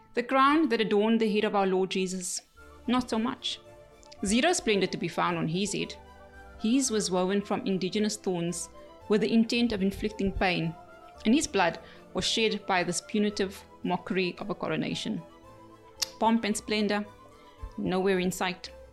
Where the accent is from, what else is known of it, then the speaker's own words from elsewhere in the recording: South Africa; Being South African